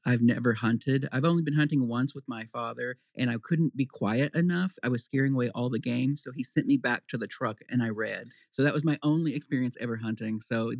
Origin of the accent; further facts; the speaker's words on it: western Oklahoma, United States; moved away as an adult; also born or lived in Shamrock, Texas / New York / Washington, D.C. / Vermont; now in Shelburne, United States; I was born in Shamrock, Texas, about 7 miles from the western Oklahoma border. And I was born, raised in western Oklahoma and went to the University of Oklahoma for my undergrad.